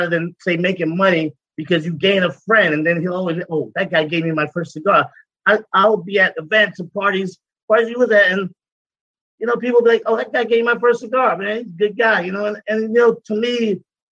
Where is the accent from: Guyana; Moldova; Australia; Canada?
Guyana; moved away; also born or lived in Brooklyn, New York, United States; I'm from Guyana. I was born in South America